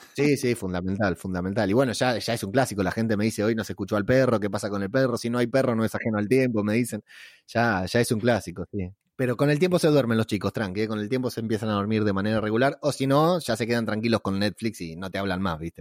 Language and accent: Spanish; Lanús, Buenos Aires Province, Argentina; es la casa donde me crié, o sea, al fondo de la casa de mi tío está la casa donde yo me crié, todos somos de acá de Lanús